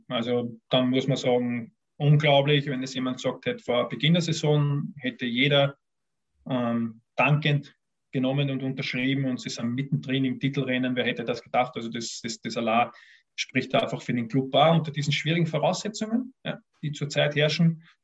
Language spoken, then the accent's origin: German; Vienna, Austria; Ich bin ein Wiener und in, Wiener, in Wien hast du eben, wenn du Fußball interessiert bist, zwei Möglichkeiten